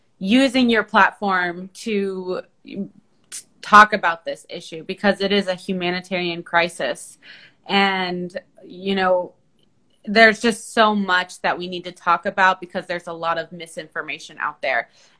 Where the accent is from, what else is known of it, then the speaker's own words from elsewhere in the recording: Palestine; now in United States; my home country of Palestine